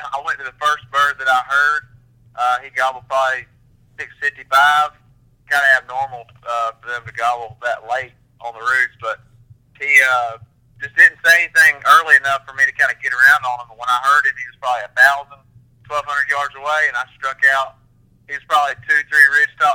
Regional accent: Bulloch County, Georgia, United States; I'm from Bullitt County, Georgia, originally

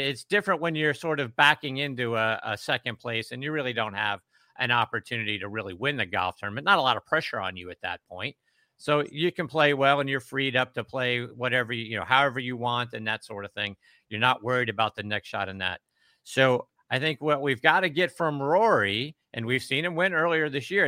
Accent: Pittsburgh, Pennsylvania, United States; moved away; I'm originally from Pittsburgh, Oakmont, just down the road

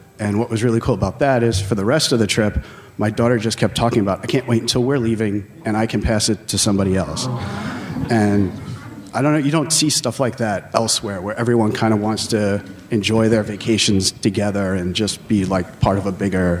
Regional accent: New York, United States; from New York.

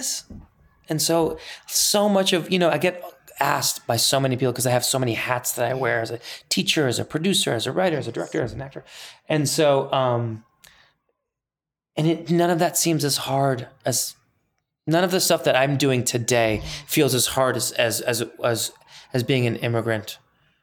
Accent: Northbrook, Illinois, United States; English is a second language; also born or lived in Iran; I grew up in Northbrook, Glenview borderline

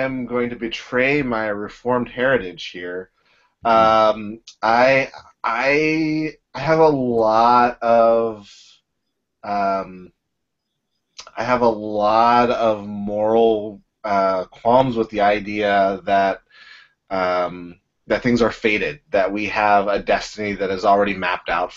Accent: Pittsburgh, Pennsylvania, United States; now in Baltimore, United States; I'm from Pittsburgh

